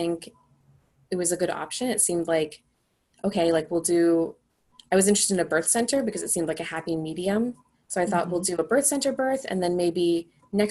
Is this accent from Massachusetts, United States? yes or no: yes; Boston, Massachusetts, United States; moved away as an adult; also born or lived in Denver area; We're from the Boston area